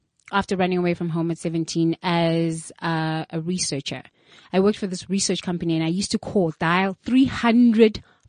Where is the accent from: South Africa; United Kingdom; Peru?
South Africa; Soweto, Gauteng; moved away as an adult; now in United States; I grew up in Soweto, but in Kulele Soweto, Ekas